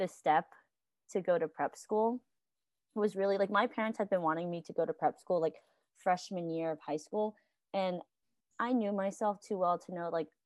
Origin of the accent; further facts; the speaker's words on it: West Memphis, Arkansas, United States; moved away; I am from West Memphis, Arkansas.